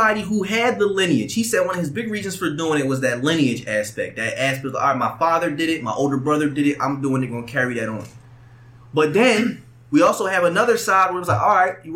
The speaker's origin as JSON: {"language": "English", "town": "Philadelphia", "region": "Pennsylvania", "country": "United States", "said": "I'm from Philadelphia"}